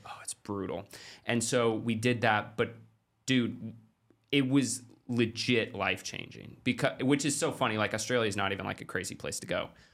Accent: Klamath Falls, Oregon, United States; I grew up in Klamath Falls, Oregon, which is, like, thirty thousand people.

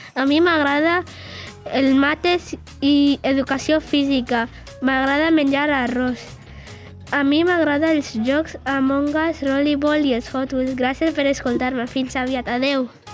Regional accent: Barcelona, Catalonia, Spain; soc de Barcelona

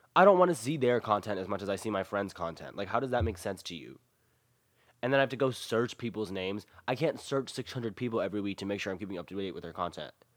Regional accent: the South, United States; I am born and raised in the South

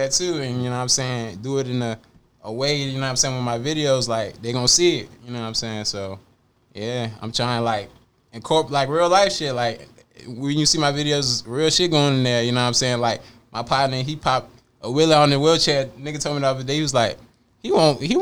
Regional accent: Richmond, Virginia, United States; also born or lived in California; I'm from the East End, but like I wasn't even born here. I've been in the East End, South Side, West End

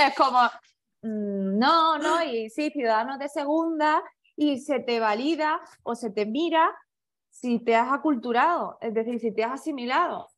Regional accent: Spain; me defino como española, pero no mucho, soy de ascendencia china

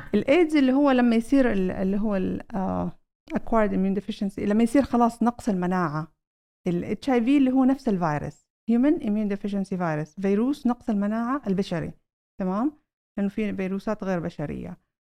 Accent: Saudi Arabia; عندنا في السعودية

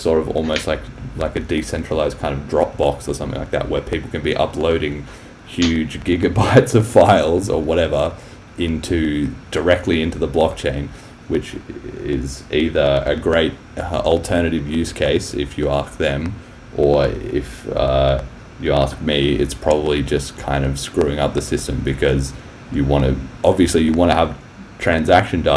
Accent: Australia; I'm Australian too

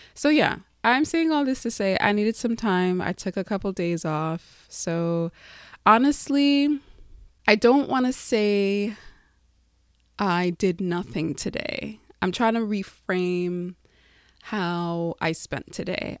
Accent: Long Island, New York, United States; moved away as an adult; I grew up in Long Island, moved there. My family moved there when I was six. And I grew up there, had my formidable years there.

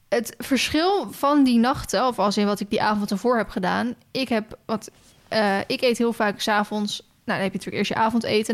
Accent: Netherlands; wij spreken als Nederlanders

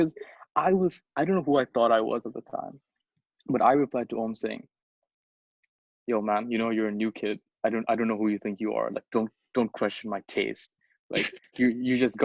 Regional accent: Bangladesh; moved away; I'm from Bangladesh.

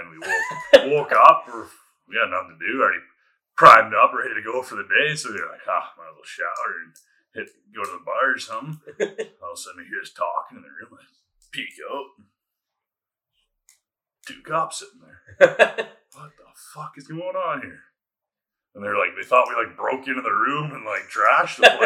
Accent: Weyburn, Saskatchewan, Canada; I grew up in Weyburn.

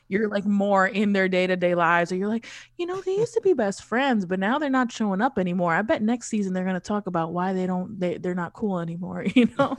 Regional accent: New York City, New York, United States; I grew up in Queens

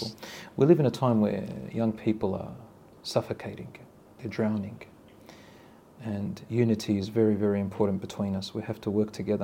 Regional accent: Australia; I was raised in Australia, in the West.

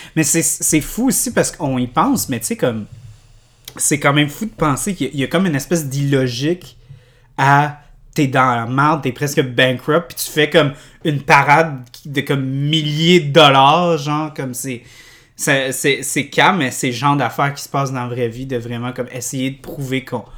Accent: Canada; nous, on est, quand on est enfant, on est Canadien

